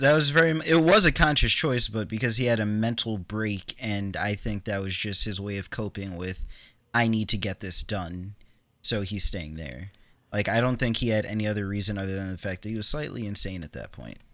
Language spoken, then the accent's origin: English; New York, United States; I grew up in New York